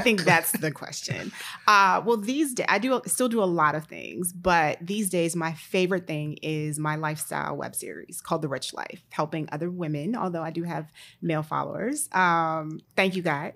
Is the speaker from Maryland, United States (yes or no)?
yes; Maryland, United States; also born or lived in Pittsburgh, Pennsylvania; I always say I'm from the D C area, actually from Maryland